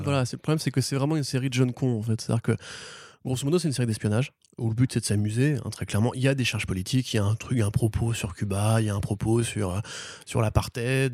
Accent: France; je suis un bon français

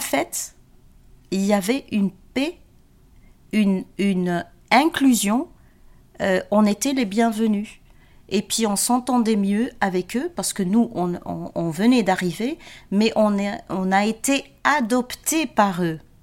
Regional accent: Genk, Flanders, Belgium; moved away as an adult; also born or lived in Agadir, Morocco; now in Brussels, Belgium; Mon papa était travaillait dans les mines à Henk

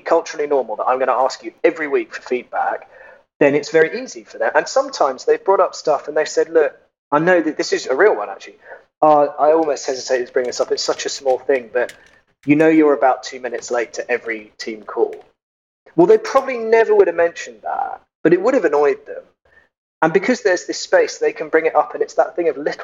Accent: United Kingdom; now in Germany; I'm British. I live in Germany.

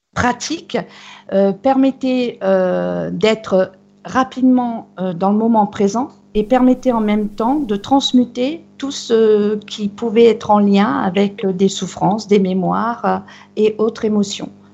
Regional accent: Brittany, France

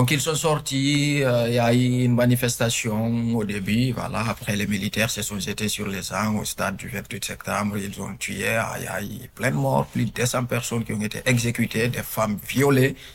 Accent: Guinea; moved away as an adult; now in France; je suis né à l'étranger. Je suis guinéen de nationalité. Je suis arrivé en France euh, tout récemment, je dirais en 2018. Donc, du coup, euh, j'ai fait la plupart de ma vie en Guinée. J'aurai bientôt mes 25 ans. Là, j'ai 24 ans.

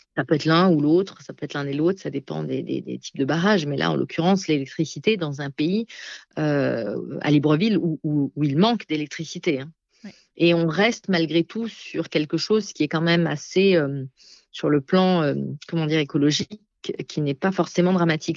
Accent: Alsace, Grand Est, France; moved away; dans ma terre natale, en Alsace

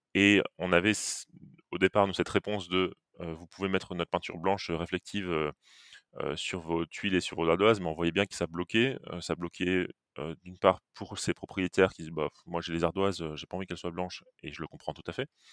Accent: Metz, Grand Est, France; now in Nantes, France; à l'origine je suis messin

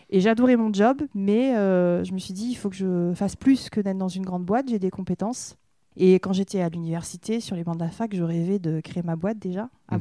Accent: Saint-Vincent-de-Paul, Nouvelle-Aquitaine, France; also born or lived in New Caledonia; je suis native de la région bordelaise. Je suis née dans le nord Bordeaux, euh, au bord de la Dordogne, dans mhm. un petit village à Saint-Vincent-de-Paul

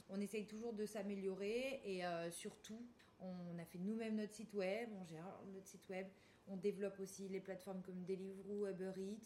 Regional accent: the Nice hinterland, Provence-Alpes-Côte d'Azur, France; je viens de la, de la RPI niçois

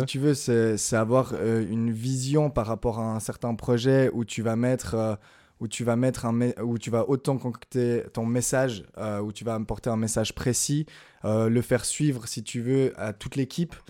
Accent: Lausanne, Vaud, Switzerland; je vis dans la région de Lausanne, j'ai grandi à Lausanne

